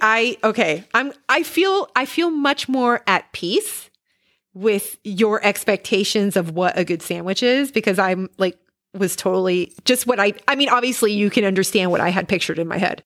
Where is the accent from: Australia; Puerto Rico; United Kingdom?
Puerto Rico; moved away; I am originally from Puerto Rico